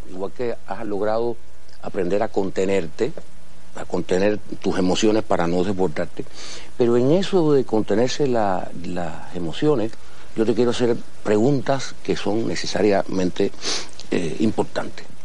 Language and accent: Spanish; Havana, Cuba; yo soy de Fontanar, yo no soy de La Habana.